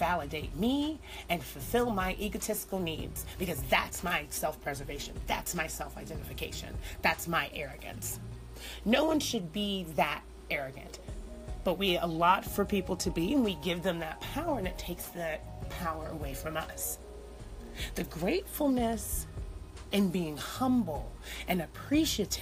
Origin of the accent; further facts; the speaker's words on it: United States; we're Americans.